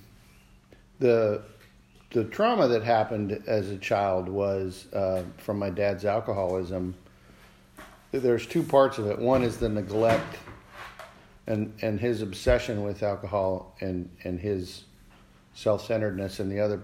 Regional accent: Alaska, United States; also born or lived in Montana; When I was in the second grade, end of second grade, we moved from Montana to Alaska

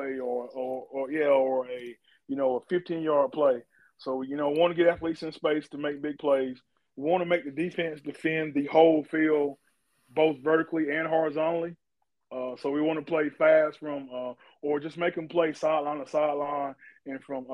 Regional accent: Gaffney, South Carolina, United States; we were raised in Gaffney

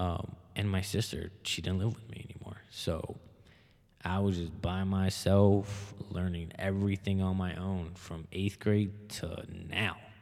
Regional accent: Hammond, United States; also born or lived in Alexandria; growing up in Hammond

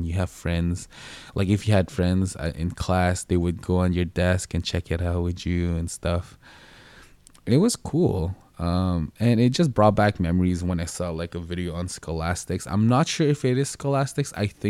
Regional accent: Philippines; And if you guys don't know what I look like, I am Filipino. So if you don't know what that is, it's from the Philippines.

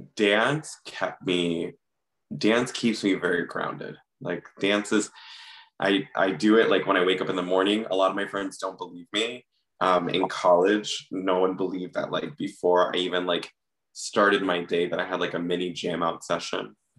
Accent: Miami, Florida, United States; moved away; I grew up in Miami.

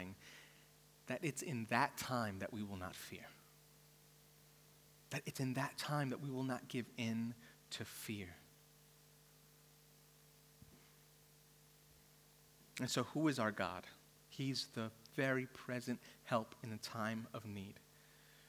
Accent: New York City, New York, United States; now in Australia; I'm from New York City where, you know, the skyscrapers everywhere

